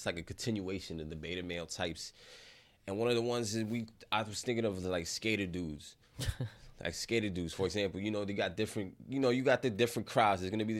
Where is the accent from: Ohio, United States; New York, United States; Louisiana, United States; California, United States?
New York, United States; Bronx; And then we grew up in the Bronx